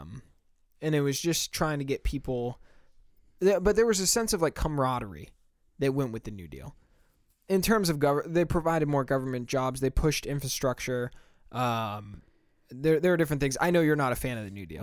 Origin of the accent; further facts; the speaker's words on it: United States; we're both American, if you can't tell from our accents